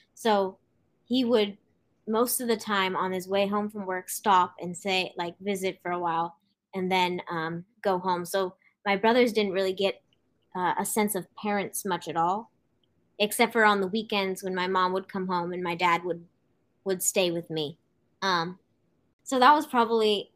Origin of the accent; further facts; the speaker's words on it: Santa Cruz, California, United States; I am from Santa Cruz, California.